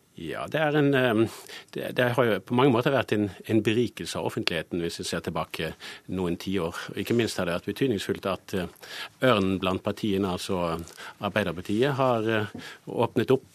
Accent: Bergen, Vestland, Norway; now in Oslo, Norway; Jeg syns jo det er fint å komme fra Bergen, og det er fint å dra derfra

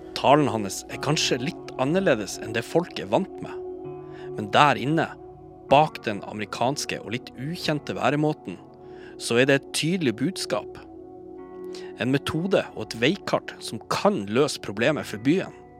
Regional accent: Bodø, Nordland, Norway; now in Oslo, Norway; Jeg er oppvokst i Bodø, byen som denne historien foregår i.

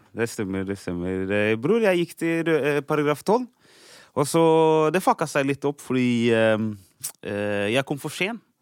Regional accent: Oslo, Norway; Jeg er fra Oslo, egentlig.

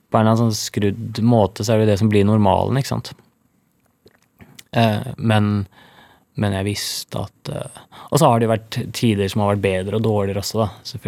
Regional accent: Norway; Og på Rolløkka, der jeg kommer fra, det er jo et av de dyreste strøkene i Norge

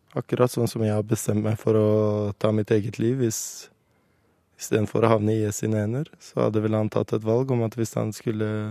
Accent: Oslo, Norway; born or raised there; moved away as an adult; also born or lived in Kurdistan; now in Iraqi Kurdistan

